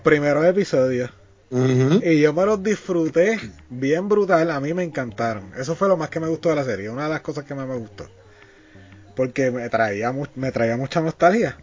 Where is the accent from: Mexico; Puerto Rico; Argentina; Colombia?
Puerto Rico; nosotros somos de Puerto Rico. Acá en Puerto Rico